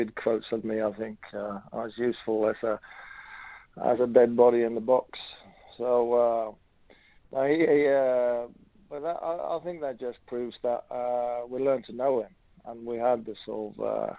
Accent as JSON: {"language": "English", "country": "Norway", "tie": "born or raised there", "moved": "as an adult", "said": "me growing up in Norway, watching the English League"}